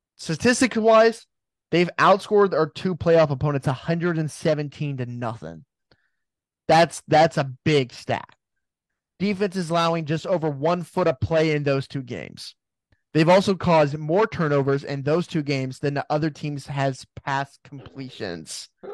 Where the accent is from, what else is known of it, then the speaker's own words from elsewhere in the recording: Fort Worth, Texas, United States; growing up near Fort Worth All Saints